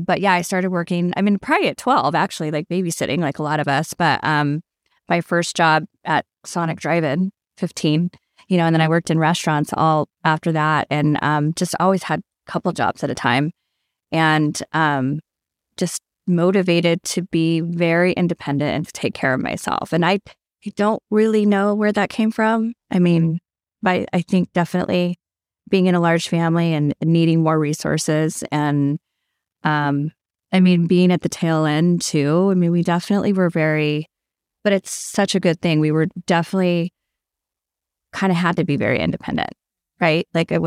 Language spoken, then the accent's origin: English; Las Cruces, New Mexico, United States; So I was born and raised in Las Cruces, New Mexico. It's, Southwest and a melting pot of lots of different cultures.